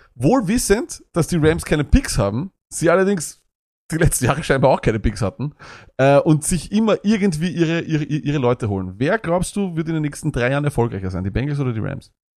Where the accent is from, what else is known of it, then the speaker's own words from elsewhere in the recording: Austria; bei uns in Österreich